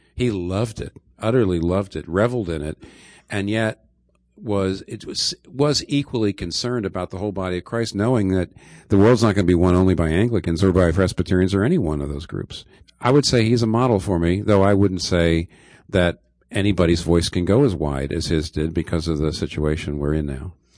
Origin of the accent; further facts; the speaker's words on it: eastern Pennsylvania, United States; I grew up in eastern Pennsylvania